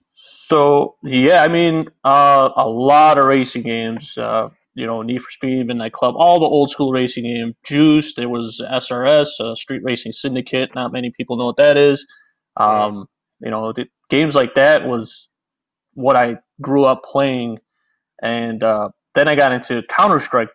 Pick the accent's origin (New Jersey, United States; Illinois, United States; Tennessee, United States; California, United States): Illinois, United States; Chicago; I am from Chicago, Illinois